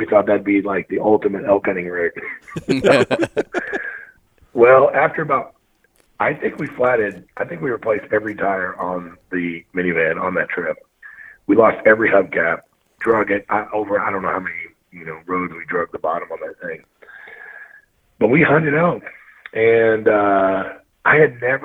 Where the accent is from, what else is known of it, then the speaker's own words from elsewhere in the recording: Missouri, United States; moved away as an adult; now in Montana, United States; I'm born and raised from Missouri.